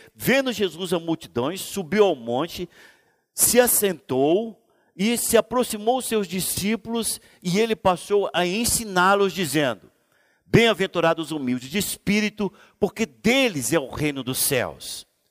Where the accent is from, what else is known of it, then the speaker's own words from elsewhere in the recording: Brazil; Nós fomos colônia de Portugal